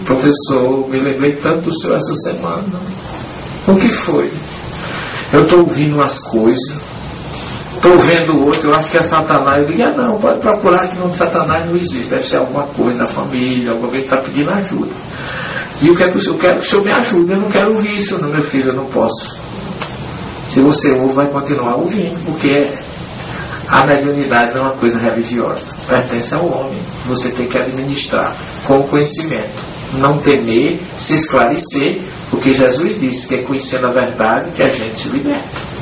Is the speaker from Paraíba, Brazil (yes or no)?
yes; interior of Paraíba, Brazil; accent: Northeastern (paraibanês); moved away; De repente estou falando um nordestinês aqui, ou, ou paraibanês